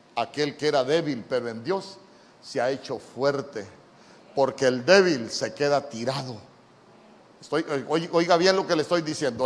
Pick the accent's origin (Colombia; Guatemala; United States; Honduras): Honduras; yo ya era ciudadano honorable de esta tierra